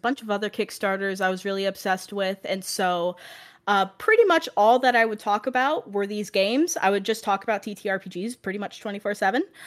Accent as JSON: {"language": "English", "region": "Ohio", "country": "United States", "moved": "yes", "lives_now": "Florida, United States", "said": "I currently live in Florida, but I'm originally from Ohio"}